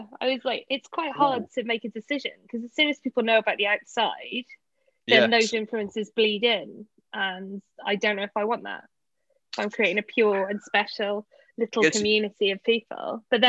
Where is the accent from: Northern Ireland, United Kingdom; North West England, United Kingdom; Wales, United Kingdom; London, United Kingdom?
Wales, United Kingdom; I consider myself Welsh because I was born in Wales.